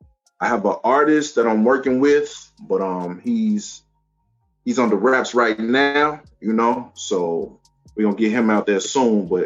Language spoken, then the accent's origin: English; Chicago, Illinois, United States; I'm from Chicago, Chi-Town